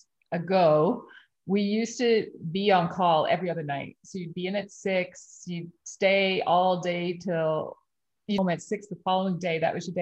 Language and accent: English; Prince Edward Island, Canada; I grew up in Prince Edward Island